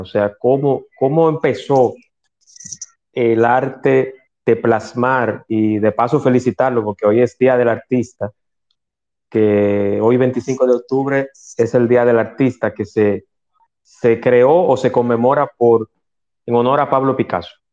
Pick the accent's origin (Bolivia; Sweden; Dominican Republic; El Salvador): Dominican Republic; en mi país